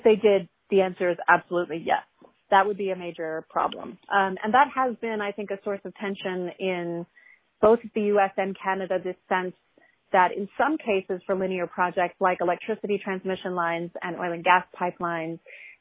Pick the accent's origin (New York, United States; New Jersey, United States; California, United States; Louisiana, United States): Louisiana, United States; New Orleans; I'm originally from the New Orleans area